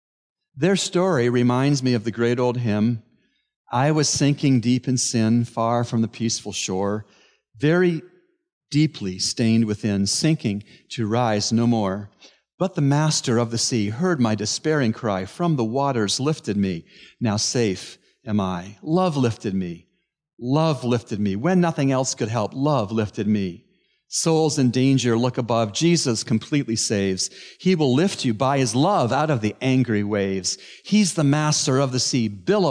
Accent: Canada; moved away; One of my favorite spots in my home country of Canada is a vast body of water

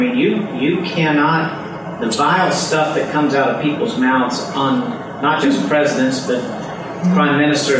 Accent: United States; I'm an American

